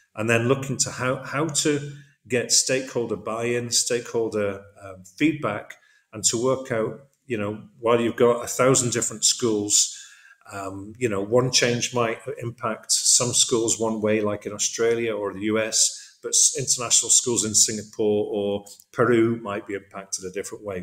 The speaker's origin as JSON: {"language": "English", "town": "Middlesbrough", "region": "North East England", "country": "United Kingdom", "tie": "born or raised there", "also_born_or_lived": "Zambia / Thailand / Cardiff, Wales / The Hague, Netherlands", "moved": "as an adult", "lives_now": "Hyderabad, India", "said": "I was born in Zambia, grew up there for just a short while, and then grew up in the northeast of England in Middlesbrough"}